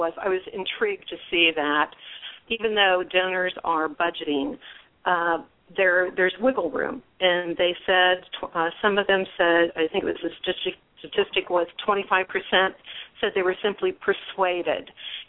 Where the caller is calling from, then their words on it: Ohio, United States; Actually, I'm calling from Ohio